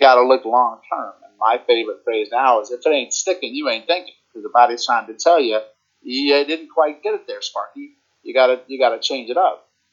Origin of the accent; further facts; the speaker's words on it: Virginia, United States; now in New Jersey, United States; I'm originally from Virginia and I live in New Jersey now